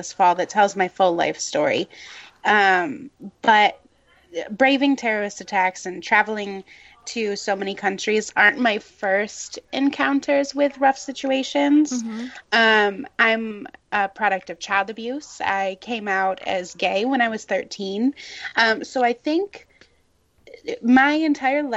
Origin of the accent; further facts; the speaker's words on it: Illinois, United States; moved away; the town that I lived in Illinois